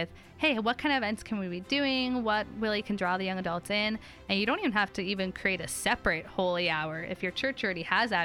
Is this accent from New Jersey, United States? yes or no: no; California, United States; now in Portland, United States; I'm from California originally